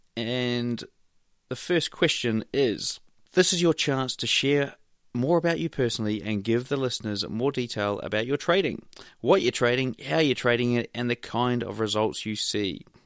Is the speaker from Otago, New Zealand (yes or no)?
no; Wellington, New Zealand; I hail from Wellington, New Zealand